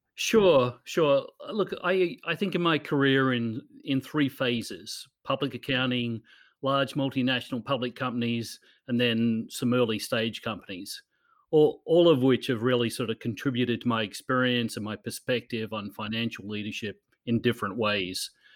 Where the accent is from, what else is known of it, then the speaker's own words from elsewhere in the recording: Newcastle, New South Wales, Australia; moved away as an adult; also born or lived in Los Angeles / Sydney / New York; my hometown in Newcastle in Australia